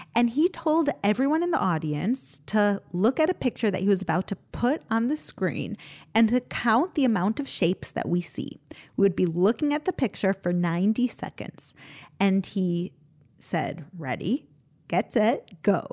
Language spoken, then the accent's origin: English; United States; now in Israel; growing up in America.